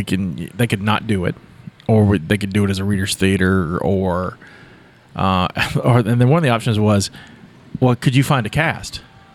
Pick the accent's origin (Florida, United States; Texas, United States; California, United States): Texas, United States; accent: southern; I'm from Texas. I only have a southern accent.